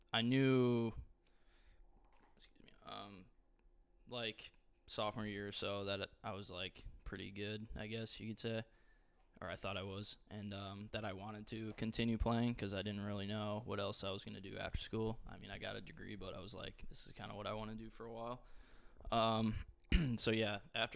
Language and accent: English; Waukesha, Wisconsin, United States; moved away as an adult; now in Indianapolis, United States; my hometown Waukesha